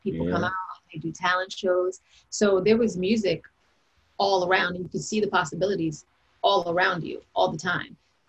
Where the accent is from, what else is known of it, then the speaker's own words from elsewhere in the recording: New York City, New York, United States; I was born in Queens, New York, Jamaica, Queens.